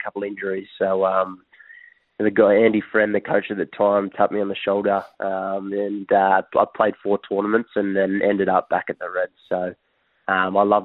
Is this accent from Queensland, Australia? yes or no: yes; Queensland, Australia; growing up in Queensland